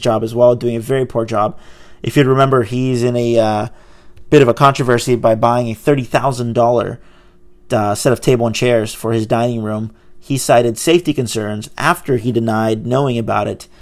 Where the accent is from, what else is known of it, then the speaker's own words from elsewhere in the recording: Brazil; English is a second language; now in United States; I'm from Brazil. You know, my mom and I came here speaking no English